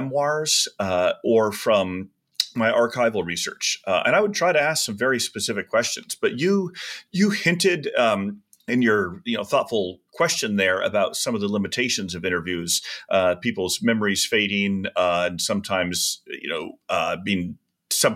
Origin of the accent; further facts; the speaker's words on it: Tucson, Arizona, United States; I was a teenager, but I was growing up in Tucson, Arizona